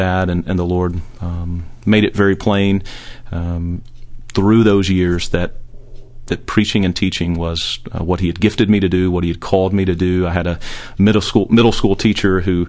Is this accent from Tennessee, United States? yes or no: yes; Somerville, Tennessee, United States; home is Somerville, Tennessee, a little small rural town outside of Memphis. That's where I grew up, was there from 9 months old all the way till I left to go to college.